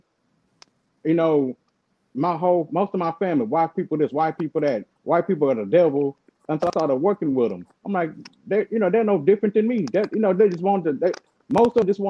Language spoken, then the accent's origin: English; the South, United States; accent: southern; My southern accent